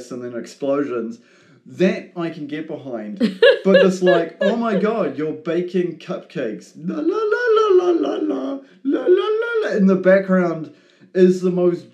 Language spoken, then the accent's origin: English; New Zealand; as a New Zealander